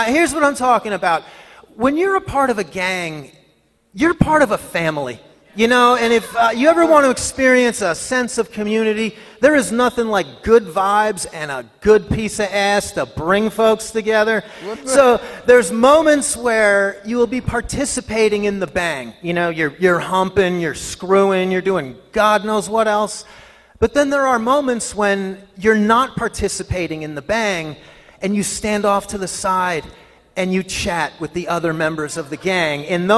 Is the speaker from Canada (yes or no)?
no; New Jersey, United States; New Jersey.